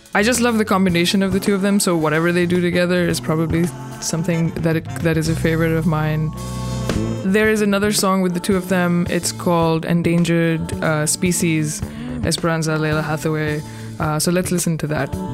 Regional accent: Pakistan; moved away as an adult; now in Brooklyn, United States; I am originally from Pakistan, based in Brooklyn, New York for the last 18 years.

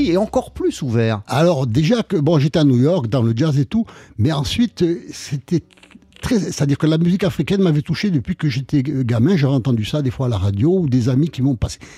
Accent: Nice, Provence-Alpes-Côte d'Azur, France; also born or lived in Paris / Jerusalem; j'étais à Paris de 18 à 22 ans à peu près. Et bon, là, je suis retourné à Nice.

